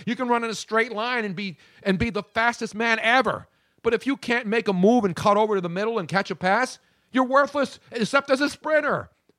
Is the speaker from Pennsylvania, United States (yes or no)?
yes; Philadelphia, Pennsylvania, United States; I'm just Italian from Philly. I'm not angry. I'm from South Philly.